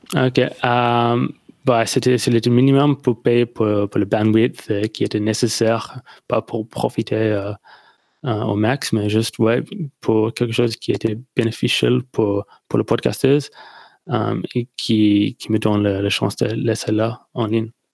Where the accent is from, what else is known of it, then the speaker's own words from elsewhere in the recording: near Melbourne, Victoria, Australia; French is a second language; je viens d'Australie, euh, près de Melbourne, dans le sud